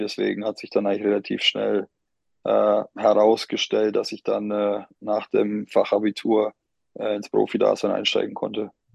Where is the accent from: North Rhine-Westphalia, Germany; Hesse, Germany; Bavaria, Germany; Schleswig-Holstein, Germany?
Bavaria, Germany; Bamberg; moved away as an adult; also born or lived in Bonn; ich bin Oberfranke